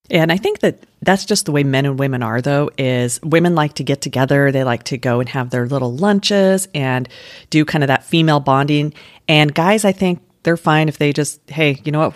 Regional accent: Denver, Colorado, United States; moved away; where I grew up in Denver

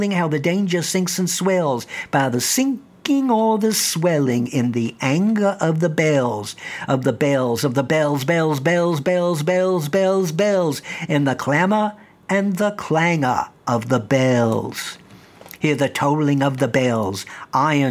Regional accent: the South, United States; I grew up in the South

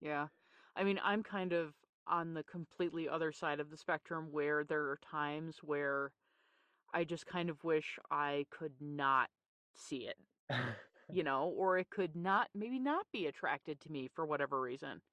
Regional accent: Newfoundland and Labrador, Canada; I grew up in Newfoundland, Canada

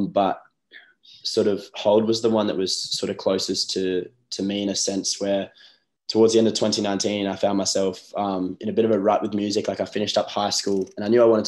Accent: Newcastle, New South Wales, Australia; moved away as an adult; also born or lived in Byron Bay / Sunshine Coast; my hometown's Newcastle. That's where I'm at the moment, back home

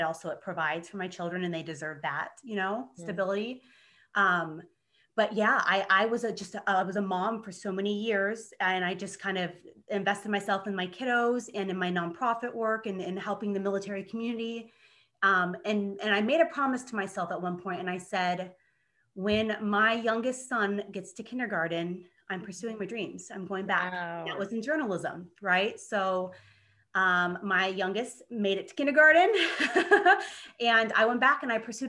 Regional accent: small town Kansas, United States; now in Los Angeles, United States; I am from small town Kansas in the Midwest, but I currently live and work in Los Angeles, California as a TV news producer

